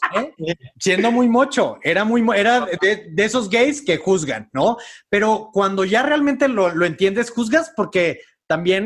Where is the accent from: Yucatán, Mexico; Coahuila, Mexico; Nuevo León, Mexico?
Nuevo León, Mexico; Monterrey; moved away; vengo educado de Monterrey